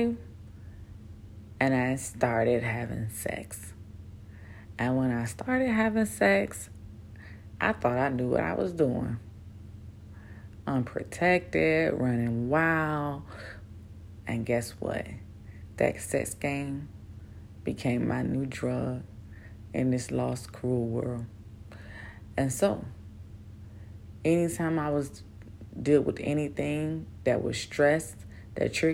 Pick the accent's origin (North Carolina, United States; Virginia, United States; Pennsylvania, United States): Virginia, United States; Newport News; moved away as an adult; now in Bahrain; I grew up in Newport News, Virginia